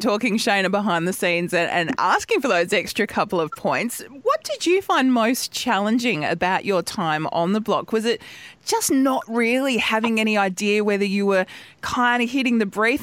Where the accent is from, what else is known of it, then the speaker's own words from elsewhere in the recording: South Australia, Australia; I grew up in South Australia in a little place that's a lot closer to the city than these guys live.